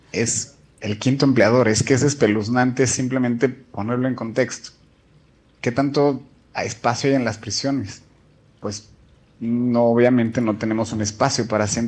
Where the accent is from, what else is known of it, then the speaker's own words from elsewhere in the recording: Mexico City, Mexico; moved away as an adult; now in Vienna, Austria; yo soy de la Ciudad de México y trabajé como por cinco años en la policía de la Ciudad de México.